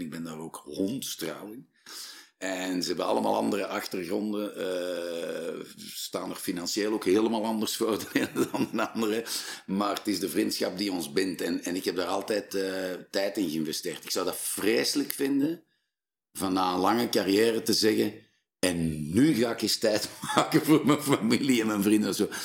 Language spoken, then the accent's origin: Dutch; Flanders, Belgium; wij zijn Vlamingen